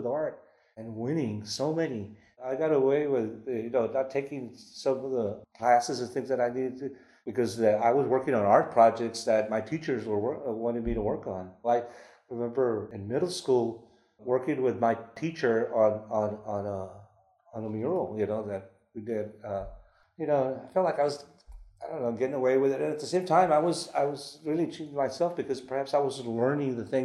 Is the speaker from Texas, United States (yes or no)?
yes; San Antonio, Texas, United States; born or raised there; also born or lived in Monterrey, Mexico